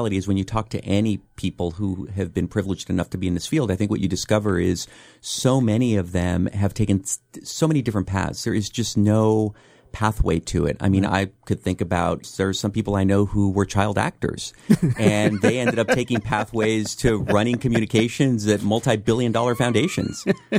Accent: San Francisco, California, United States; So I lived in a mix of neighborhoods. I was in the Mission District for part of the time I grew up in Bernal Heights, which has changed profoundly for any people who know San Francisco, and then out in the Sunset District

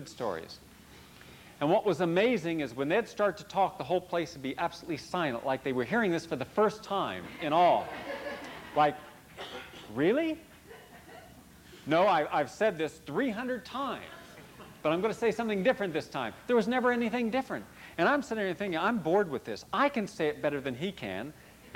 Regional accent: West Virginia, United States; moved away; I don't live in West Virginia. I would have been shot had I still lived in West Virginia

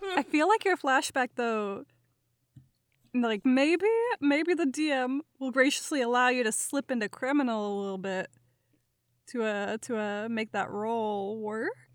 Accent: Minnesota, United States; accent: Minnesotan; my Minnesotan accent

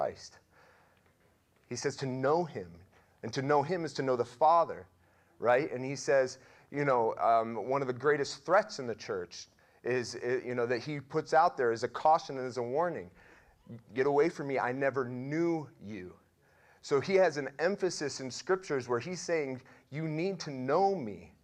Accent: Russell, United States; I'm 42 years old, and I grew up right here in Russell

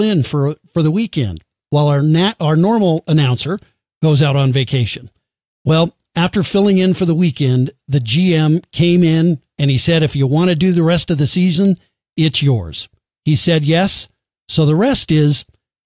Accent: Colorado Springs, Colorado, United States; It's in my hometown. I'm broadcasting this. I live in Colorado Springs.

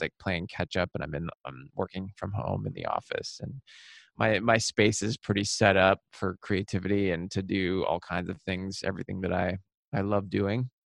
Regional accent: Seattle, Washington, United States; now in New York, United States; I was born and raised in Seattle in the suburbs

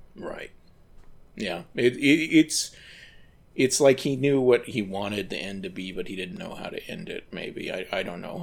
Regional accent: United States; as an American

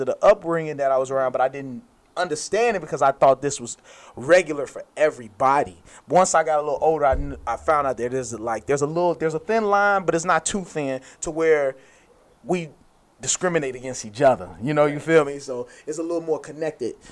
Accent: United States; I'm an American. I'm a black American

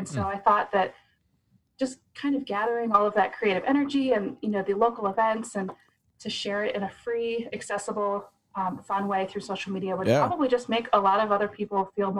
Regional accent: Ohio, United States; also born or lived in Cincinnati, Ohio; I've lived in Marietta since 2000. Mm-hmm. I'm originally from Ohio, but I went away to college and ended up living in Cincinnati briefly when I graduated, right after I graduated from college. And then a family emergency kind of brought me home to Marietta for a little bit.

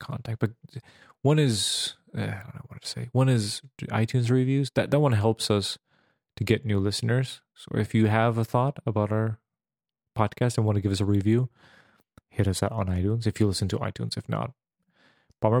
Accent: Serbia; moved away; I grew up in Serbia, which was Yugoslavia

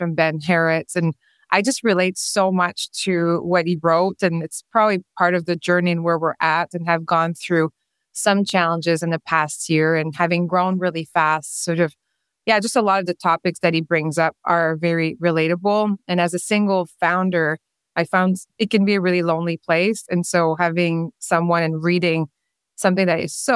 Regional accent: Quebec, Canada; first language French; English is a second language; moved away as an adult; also born or lived in Whistler; I'm originally from Quebec. I'm French-speaking

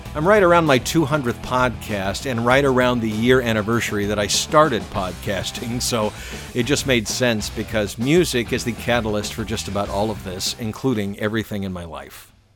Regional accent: Atlanta, Georgia, United States; also born or lived in Valdosta, Georgia; I grew up in the suburbs of Atlanta

